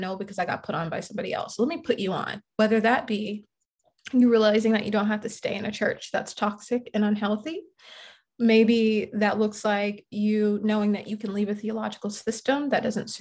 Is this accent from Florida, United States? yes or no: yes; Jacksonville, Florida, United States; now in Atlanta, United States; I'm originally from Jacksonville, Florida.